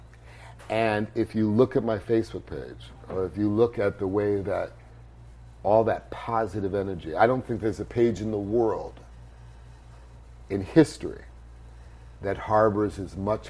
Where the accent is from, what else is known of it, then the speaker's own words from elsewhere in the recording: New York City, New York, United States; I grew up in New York